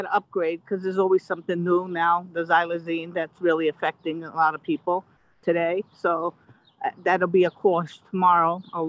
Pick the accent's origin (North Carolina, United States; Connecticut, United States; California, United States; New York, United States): Connecticut, United States; New Haven; In New Haven, actually.